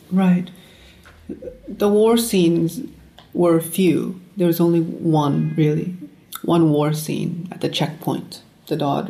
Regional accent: United States; as an American who comes out of war, as an American who exists because of war

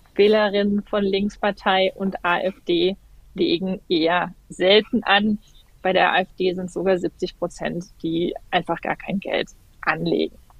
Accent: Germany; bei uns in Deutschland

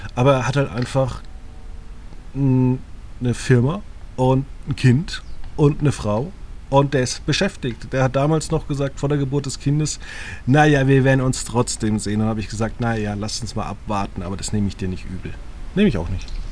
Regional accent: Germany; moved away as an adult; meinen Heimatort Margit Zücham

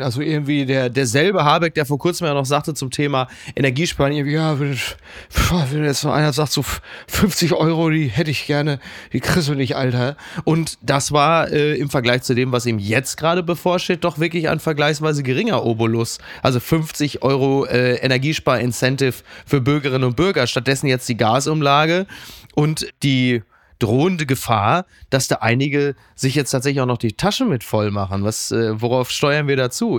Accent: Castrop-Rauxel, North Rhine-Westphalia, Germany; die Sonnenstraße in meiner Heimat Castrop-Rauxel

